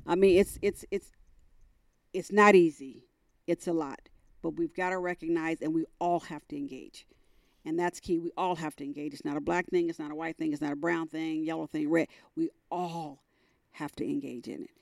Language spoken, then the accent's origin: English; San Francisco Bay Area, California, United States; moved away as an adult; also born or lived in North Carolina; now in Dallas, United States; we grew up in California